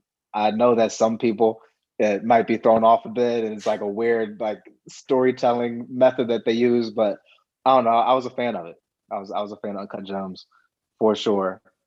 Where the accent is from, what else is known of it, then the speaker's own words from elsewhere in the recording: East Coast, United States; You know, I remember, you know, growing up on the East Coast, seeing the Celtics play a couple times when it came to Philly